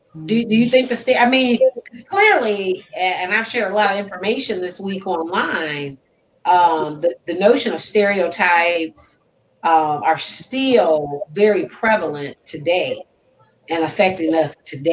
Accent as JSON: {"language": "English", "region": "the North", "country": "United States", "said": "I guess, could be a stereotype, like the fact that I'm from the North."}